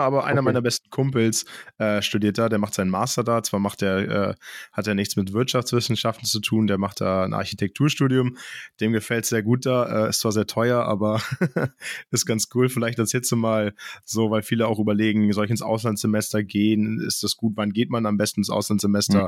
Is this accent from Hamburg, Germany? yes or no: yes; Hamburg, Germany; now in Münster, Germany; Ich komme ursprünglich aus Hamburg